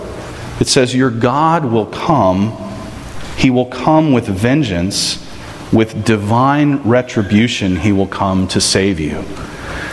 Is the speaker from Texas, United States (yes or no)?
yes; Texas, United States; I'm from Texas